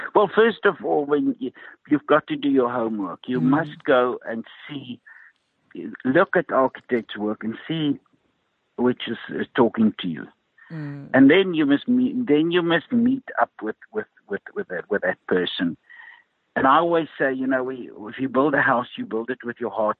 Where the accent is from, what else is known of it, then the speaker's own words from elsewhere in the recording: Ermelo, Mpumalanga, South Africa; I grew up in Ermelo